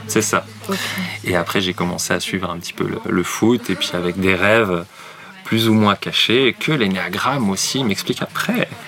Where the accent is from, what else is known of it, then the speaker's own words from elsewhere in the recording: Nancy, Grand Est, France; J'ai grandi à Nancy